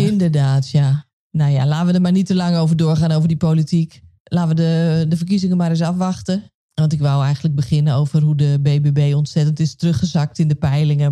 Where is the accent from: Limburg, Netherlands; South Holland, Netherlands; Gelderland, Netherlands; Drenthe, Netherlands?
Gelderland, Netherlands; Nijkerk; ik ben opgegroeid in Paasbos